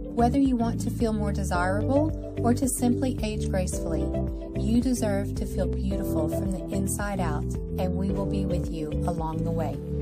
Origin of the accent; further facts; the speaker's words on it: Orlando, Florida, United States; now in Bartow County, United States; I was born and raised in Orlando